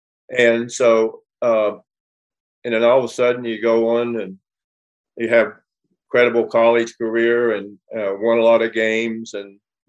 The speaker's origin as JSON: {"language": "English", "town": "Los Angeles", "region": "California", "country": "United States", "tie": "born or raised there", "also_born_or_lived": "West Virginia", "said": "you know, coming from West Virginia and not knowing anything about anything, shy, quiet, backwards. I grew up here in Los Angeles, and I grew up in a competitive world."}